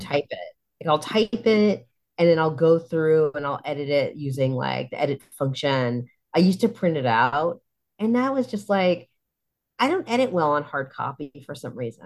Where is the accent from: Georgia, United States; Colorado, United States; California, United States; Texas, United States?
California, United States; Poway; moved away as an adult; also born or lived in San Diego / Bay Area; I grew up in Poway, which is way the heck out there